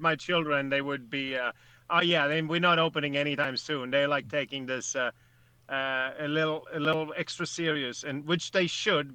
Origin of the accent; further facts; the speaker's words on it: Sweden; now in United States; I'm I'm a Swede. I'm an American.